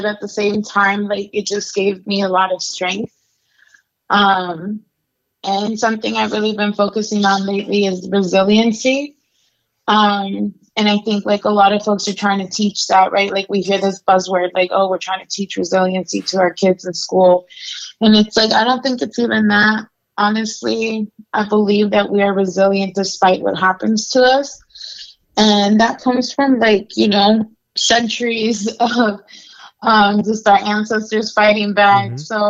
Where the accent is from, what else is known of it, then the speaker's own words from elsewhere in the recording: Las Vegas, Nevada, United States; also born or lived in Chihuahua, Mexico / Nebraska; I was born in Mexico. I'm from Chihuahua. And I came to the U.S. when I was 3 years old. And I grew up undocumented between here in Las Vegas and in Nebraska.